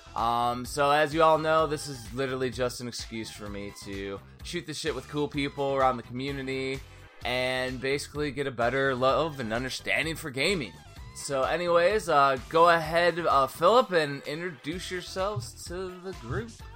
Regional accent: Cedar Lake, Indiana, United States; I'm from Cedar Lake, Indiana, so it's like the last cornfield or the last town before the cornfields

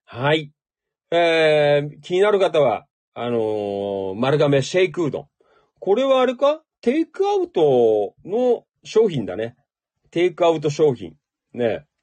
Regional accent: Noda, Chiba, Japan; moved away as an adult; now in Kashiwa, Japan; 野田で生まれ育った

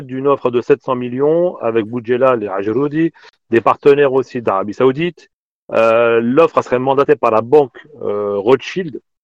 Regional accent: Paris, Île-de-France, France; je suis parisien

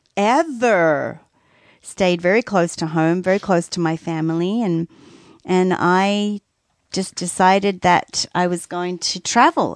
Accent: Australia; moved away; as an Australian kid

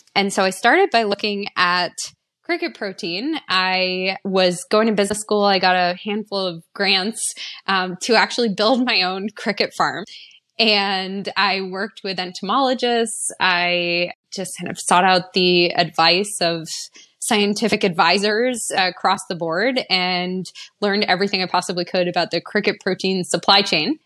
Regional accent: East Coast, United States; I grew up on the East Coast

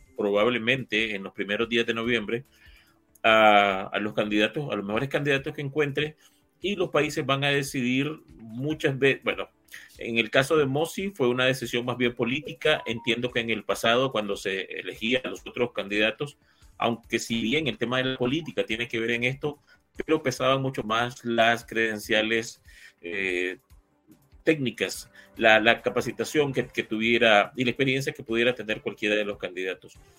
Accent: Nicaragua; como nicaragüense

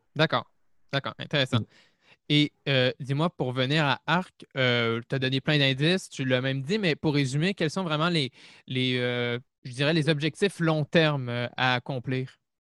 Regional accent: Montreal, Quebec, Canada; je suis, de Montréal

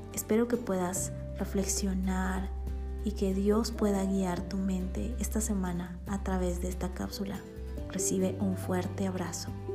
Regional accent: Bolivia; born or raised there; now in Guatemala

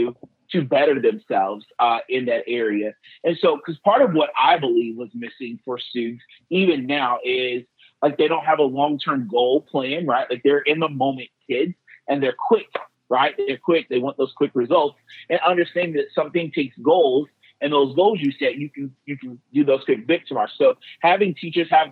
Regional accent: Southern Illinois, United States; I'm an Illinois guy, born and raised in Southern Illinois

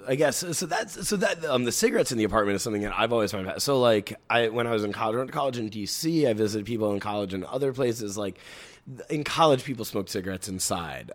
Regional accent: New York City, New York, United States; I grew up in the Bronx

